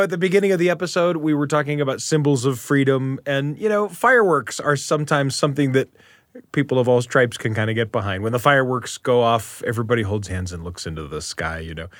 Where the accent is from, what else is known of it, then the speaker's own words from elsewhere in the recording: Utah, United States; My hometown is in Utah, in the United States of America.